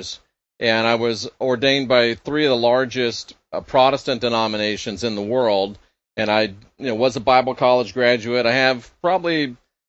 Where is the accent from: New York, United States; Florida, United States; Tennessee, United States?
Florida, United States; Clearwater; I was born and raised in Clearwater, Florida, which is Pinellas County